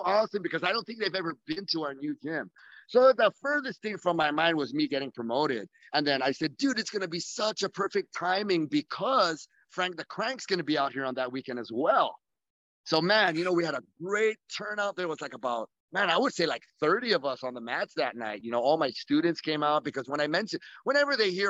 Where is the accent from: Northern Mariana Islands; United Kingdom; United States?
Northern Mariana Islands; Saipan; we're just from Saipan, we're from a small little rock